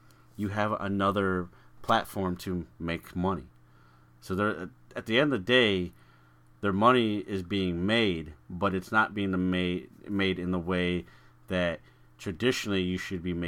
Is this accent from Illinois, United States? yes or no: yes; Chicago, Illinois, United States; you and I, again, we're from Chicagoland area